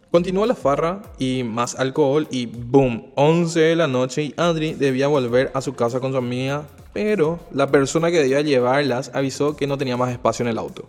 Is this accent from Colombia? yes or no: no; Paraguay; moved away as an adult; now in Asunción, Paraguay; soy del interior del país, de una ciudad muy pequeña, a unos 180 kilómetros de la capital